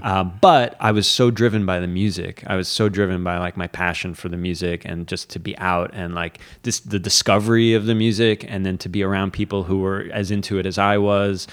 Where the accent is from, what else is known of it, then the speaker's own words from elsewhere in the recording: Fort Lauderdale, Florida, United States; moved away as an adult; also born or lived in Miami / New York City; now in Catskills, United States; I grew up in South Florida, and I, I had a pretty sheltered, uh, childhood.